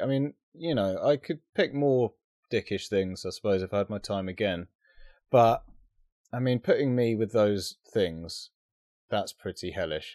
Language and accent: English; United Kingdom; being British